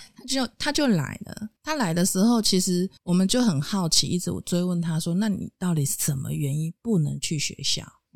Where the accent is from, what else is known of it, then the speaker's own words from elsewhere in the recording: central Taiwan, Taiwan; 因为我们中部人的生活其实确实是比较安逸一点的。